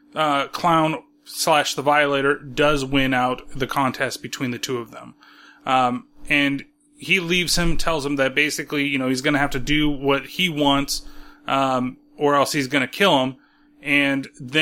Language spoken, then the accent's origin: English; California, United States; I'm from California